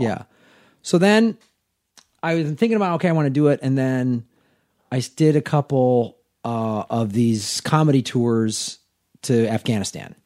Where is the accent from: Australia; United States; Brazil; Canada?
United States; Chicago, Illinois; moved away as an adult; also born or lived in Tucson, Arizona; now in Los Angeles, United States; I moved back to Chicago, where I'm from